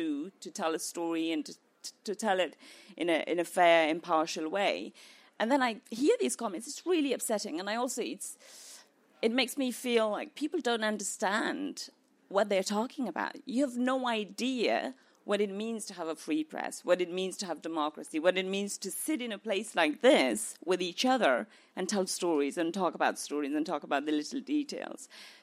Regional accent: Afghanistan; now in United Kingdom; growing up in Afghanistan under the first Taliban regime

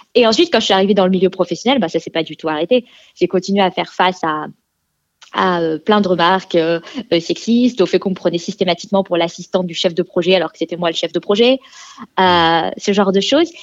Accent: France; moved away as an adult; now in Sweden; je suis euh, née en France. Je vis maintenant en Suède, mais je suis née en France

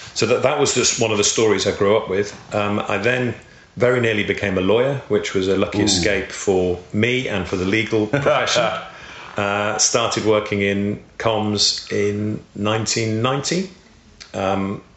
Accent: the Wirral, North West England, United Kingdom; I grew up on the Wirral, which many people may know is across the Mersey from Liverpool

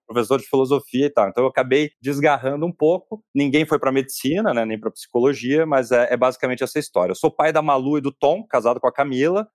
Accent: interior of Rio Grande do Sul, Brazil; moved away as an adult; also born or lived in São Paulo; Eu sou do interior do Rio Grande do Sul

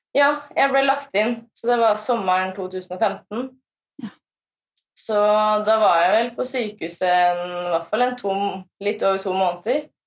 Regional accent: Fredrikstad, Østfold, Norway; Jeg eh, er fra Fredrikstad

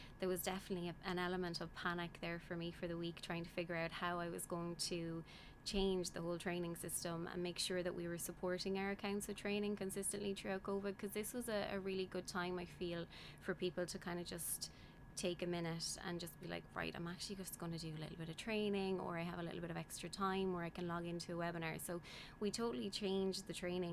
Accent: Tipperary, Munster, Ireland; also born or lived in Australia; I'm from Tipperary

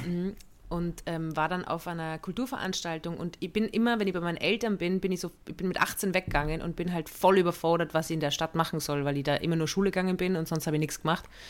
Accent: Innsbruck, Tyrol, Austria; moved away; München, da wo ich aufgewachsen bin

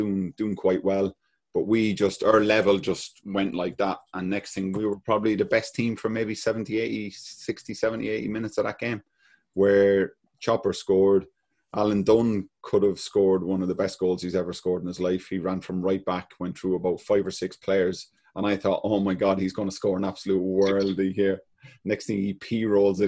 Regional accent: Ireland; being a Celtic fan and being an Irish boy

